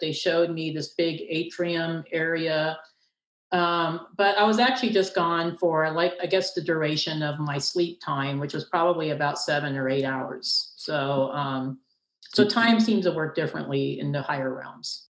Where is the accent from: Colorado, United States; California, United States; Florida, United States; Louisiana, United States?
Colorado, United States; Castle Rock; my hometown in Castle Rock, Colorado